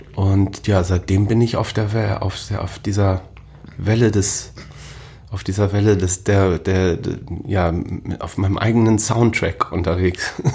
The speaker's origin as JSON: {"language": "German", "town": "Großhansdorf", "region": "Schleswig-Holstein", "country": "Germany", "tie": "born or raised there", "also_born_or_lived": "Hamburg / Siek", "said": "ich bin dann gleich vom Marienkrankenhaus raus äh, nach Sieg, das, äh, den, das ist ein umliegendes Dorf hier"}